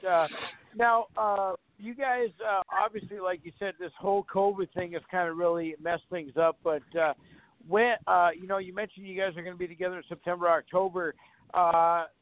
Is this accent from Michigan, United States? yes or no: no; Fargo, North Dakota, United States; I'm proud of my hometown. I'm proud to call Fargo my home